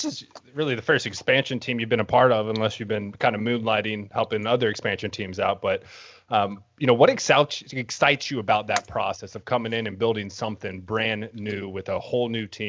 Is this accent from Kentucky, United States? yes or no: yes; Louisville, Kentucky, United States; moved away as an adult; also born or lived in Florida; now in Miami, United States; cause I'm from Louisville and I grew up there my whole life.